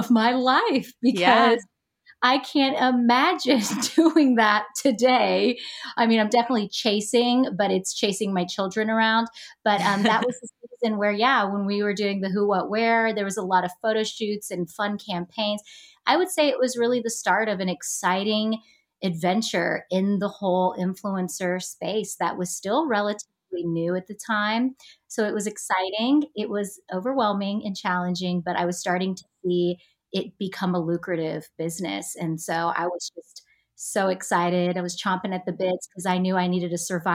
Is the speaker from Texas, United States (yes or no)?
yes; Texas, United States; moved away as an adult; also born or lived in Los Angeles, United States; back here in my hometown after 7 years in LA, being back in Texas